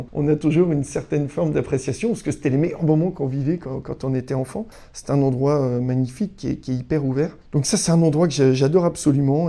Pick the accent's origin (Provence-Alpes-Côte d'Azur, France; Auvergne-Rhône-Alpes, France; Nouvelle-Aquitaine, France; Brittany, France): Brittany, France; Breton; on est breton